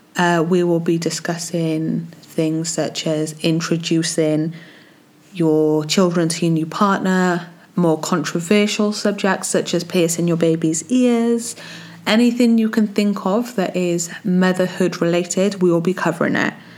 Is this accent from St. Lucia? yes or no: no; Wales, United Kingdom; I'm from Wales